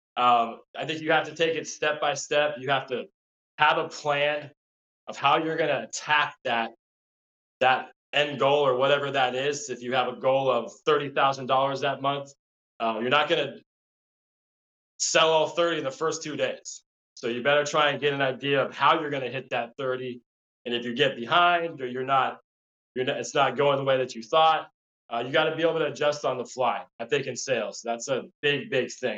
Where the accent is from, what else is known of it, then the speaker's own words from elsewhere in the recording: La Crescenta, California, United States; grew up in southern california um, la crescenta which is uh, a small suburb city in, in, la, or in california